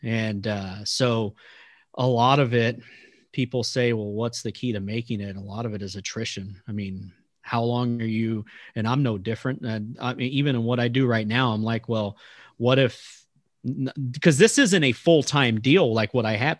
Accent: Texas, United States; moved away as an adult; now in Kansas, United States; I'm from Texas.

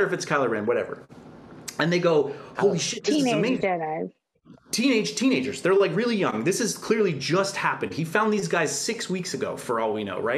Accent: Canada; as a Canadian

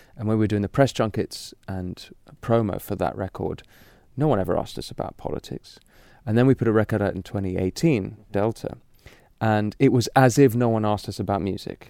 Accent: London, United Kingdom; I'm really a, a city boy, you know, I'm from London.

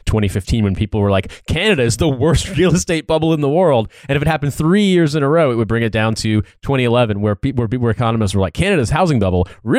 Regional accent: United States; accent: American; now in United Kingdom; I'm from a part of America

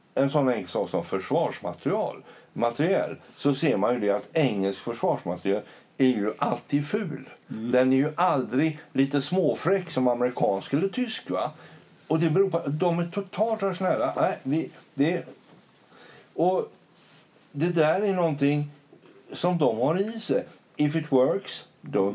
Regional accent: Sweden; vi svenskar

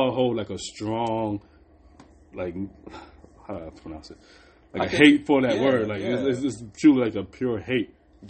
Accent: Dallas, Texas, United States; Oh, well, I'm from Dallas. We don't associated with that word, honestly.

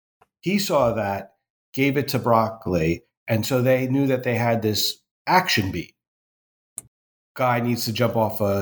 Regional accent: United States; as an American

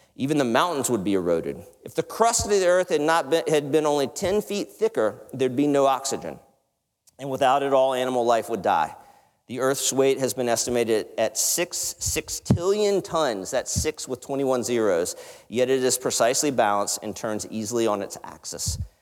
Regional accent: the South, United States; I come from the South

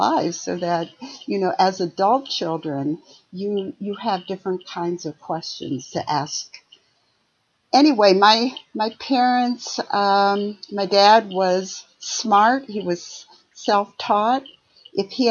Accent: outside of Detroit, Michigan, United States; also born or lived in Ohio; I grew up in Michigan, a small town outside of Detroit

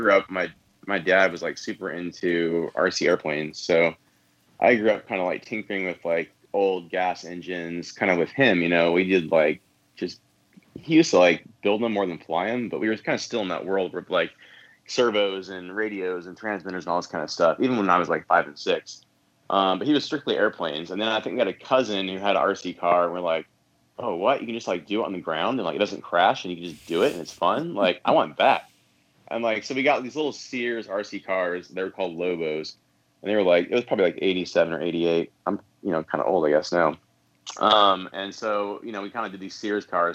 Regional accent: San Diego, California, United States; I'm from San Diego, so there was lots of like BMX tracks and like dirt jumps in the back kind of canyon areas

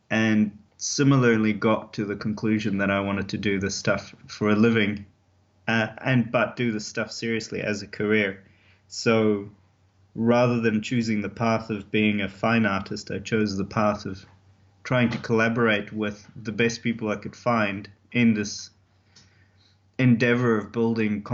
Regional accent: South Africa; I grew up in South Africa

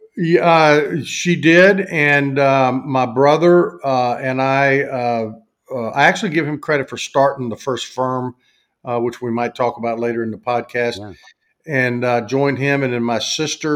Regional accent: the South, United States; accent: Southern, mountain talk; because of my accent.

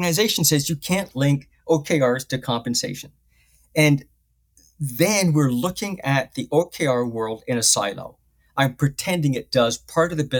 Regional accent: United Kingdom; moved away; I'm a Brit

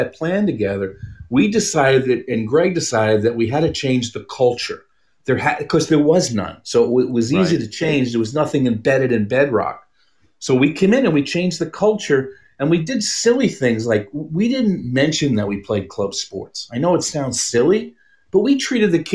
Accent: New York City, New York, United States; also born or lived in Texas; now in Arizona, United States; I grew up in Brooklyn

